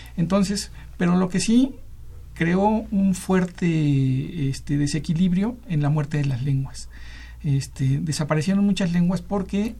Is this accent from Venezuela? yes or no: no; Mexico; lo que somos ahora los, mexicanos